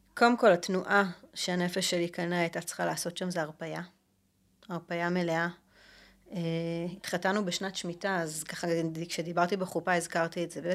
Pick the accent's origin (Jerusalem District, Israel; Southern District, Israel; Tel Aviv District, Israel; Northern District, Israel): Jerusalem District, Israel; Jerusalem; אני ירושלמית, אה, אנחנו גדלנו באותה שכונה בעצם